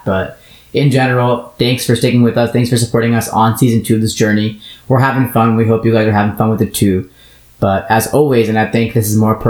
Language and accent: English; South Florida, United States; I'm from South Florida